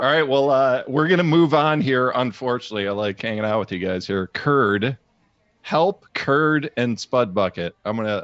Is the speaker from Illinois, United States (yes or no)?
yes; Chicago, Illinois, United States; I'm from Chicago.